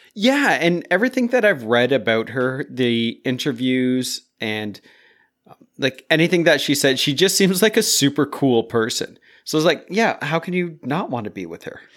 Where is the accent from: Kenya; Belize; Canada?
Canada; we're North American, Canadian